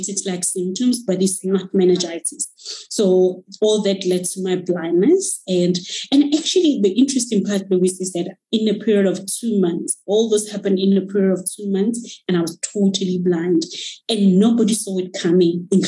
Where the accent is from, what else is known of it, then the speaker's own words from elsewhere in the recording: Moruleng, North West, South Africa; moved away as an adult; now in Johannesburg, South Africa; I am from the villages of Rustenburg. I was born and brought up in Moruleng.